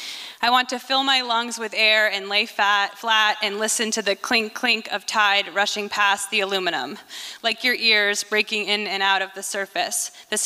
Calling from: Mount Vernon, Washington, United States; and I'm joining today from Mount Vernon, Washington, where I live.

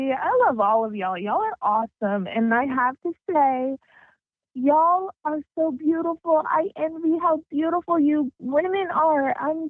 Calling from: Dallas, Texas, United States; I am calling from Dallas, Texas.

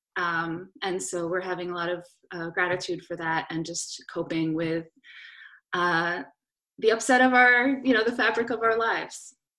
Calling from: Philadelphia, Pennsylvania, United States; I'm calling in from South Philadelphia

